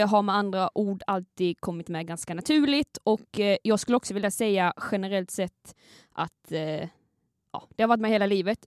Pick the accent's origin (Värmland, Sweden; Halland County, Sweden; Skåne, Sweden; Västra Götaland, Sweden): Skåne, Sweden; accent: Scanian (skånska); Jag eh, kommer ju från Skåne